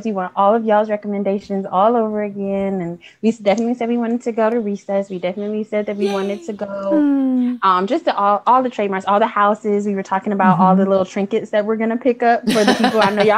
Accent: Detroit, Michigan, United States; Hi, I'm from Detroit, Michigan.

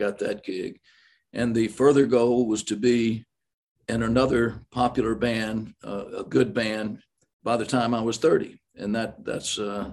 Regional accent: the South, United States; accent: Southern; I'm from the South

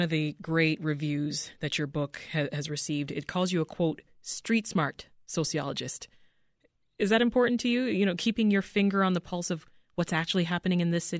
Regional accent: Toronto, Ontario, Canada; now in Chicago, United States; I'm from Toronto

